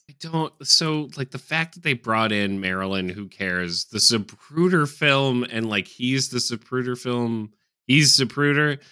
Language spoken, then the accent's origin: English; United States; as an American